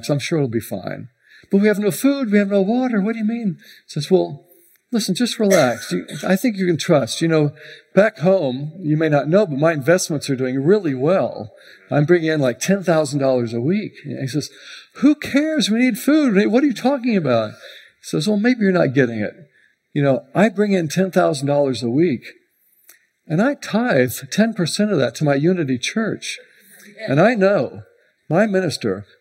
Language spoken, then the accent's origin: English; Houston, Texas, United States; now in Tampa, United States; I grew up in Houston